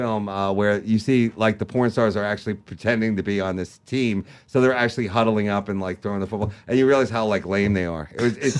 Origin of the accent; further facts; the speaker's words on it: New York, United States; And, you know, we're both from Long Island.